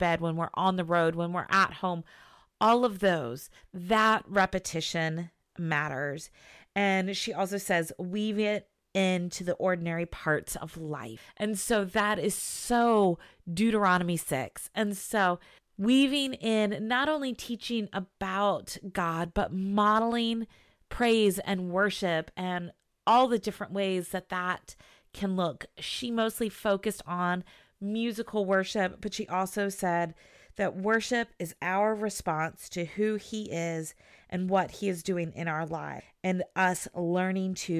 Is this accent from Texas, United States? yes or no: no; Southern Virginia, United States; moved away; I grew up in Southern Virginia